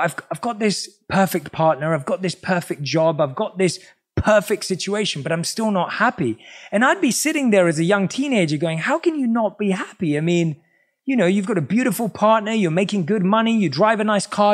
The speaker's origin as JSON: {"language": "English", "region": "London", "country": "United Kingdom", "tie": "born or raised there"}